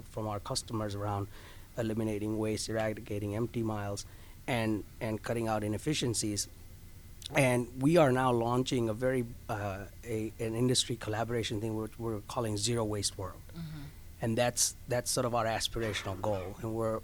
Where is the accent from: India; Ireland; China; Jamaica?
India; also born or lived in Carolina; now in Orlando, United States; I'm from India. I grew mm-hmm. up there. I was born there